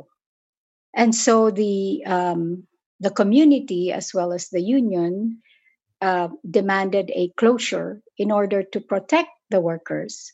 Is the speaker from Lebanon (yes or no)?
no; Philippines; moved away as an adult; now in Calgary, Canada